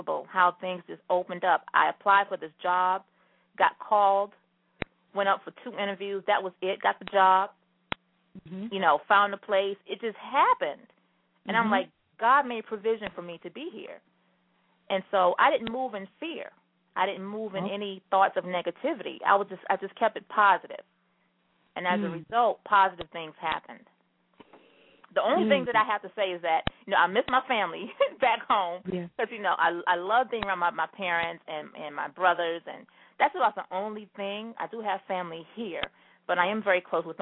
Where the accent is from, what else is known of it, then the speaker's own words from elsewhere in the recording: the South, United States; moved away as an adult; also born or lived in Charlotte, North Carolina; now in New York City, United States; I'm from the South